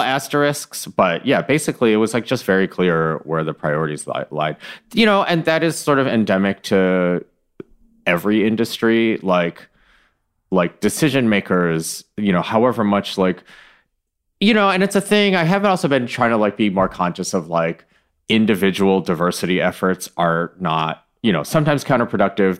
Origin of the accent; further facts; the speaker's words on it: Michigan, United States; I was born in Michigan